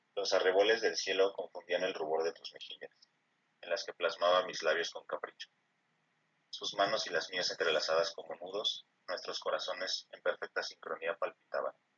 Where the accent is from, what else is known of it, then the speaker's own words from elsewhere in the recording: Mexico City, Mexico; nací aquí en la Ciudad de México, más específicamente en la eh, alcaldía de Iztapalapa